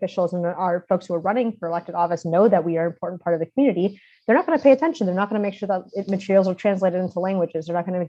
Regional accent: Austin, Texas, United States; I'm originally from Austin, grew up there.

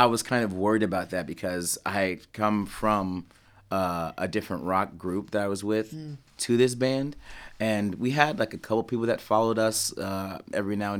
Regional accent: East Coast, United States; I'm from the East Coast

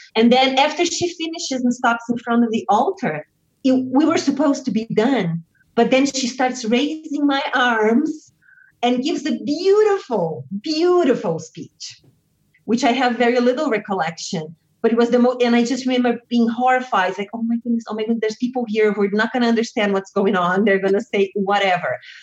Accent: Brazil; moved away as an adult; also born or lived in United States; what I was bringing from Brazil

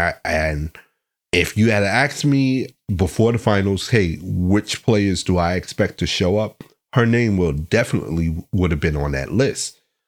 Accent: Chicago, Illinois, United States; now in Los Angeles, United States; as opposed to being at home in my hometown of Chicago.

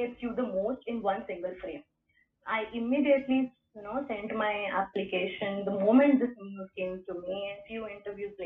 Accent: India

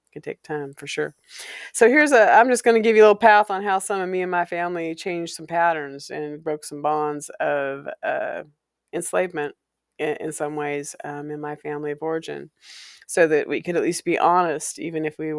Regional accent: Walla Walla, Washington, United States; the house on Valencia Street is a place I grew up in Walla Walla.

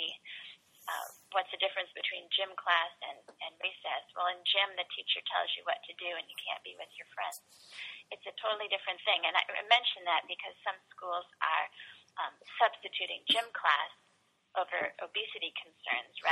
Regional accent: Columbus, Ohio, United States; when I was growing up in Columbus, we had three recesses a day

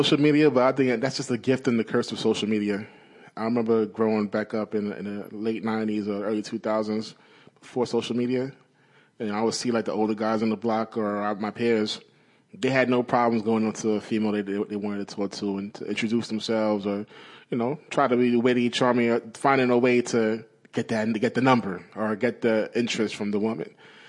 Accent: Brooklyn, New York, United States; So growing up in Brooklyn, like you see a certain kind of person that is always going to holler.

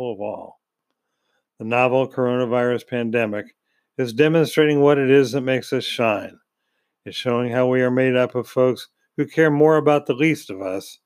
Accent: United States; being an American

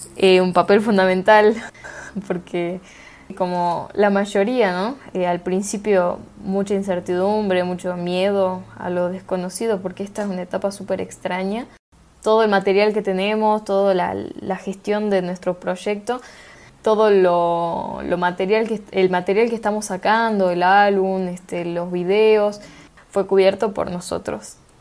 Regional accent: Salta, Argentina; cantautora salteña

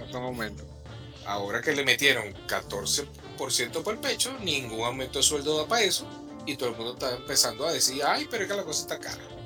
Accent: Venezuela; moved away; la nacionalidad venezolana

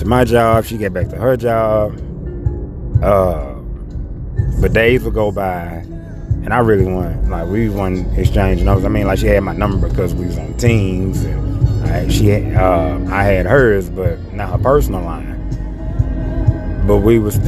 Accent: Memphis, Tennessee, United States; I'm from Memphis as well

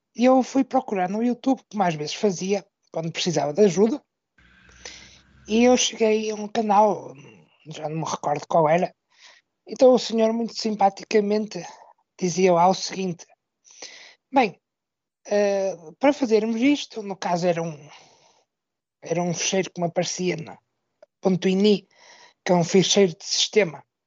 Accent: Braga, Norte, Portugal; sou da cidade de Braga, no norte do país

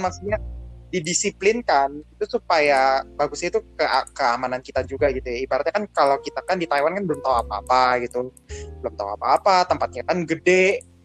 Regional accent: Jakarta, Indonesia; gua orang Jakarta

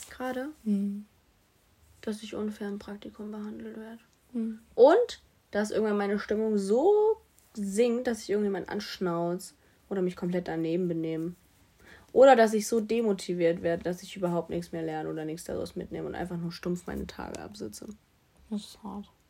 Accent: Stuttgart, Baden-Württemberg, Germany; born there; Ich wurde, irgendwo in Stuttgart geboren, aber ich

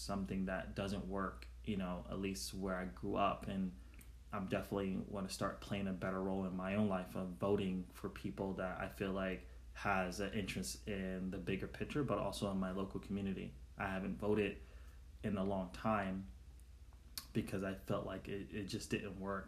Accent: New York City, New York, United States; the community where I grew up in Brooklyn, New York

